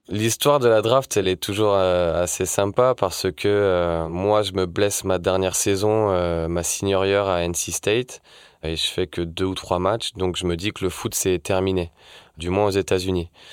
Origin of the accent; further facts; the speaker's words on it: Lorient, Brittany, France; Je suis originaire de Lorient en Bretagne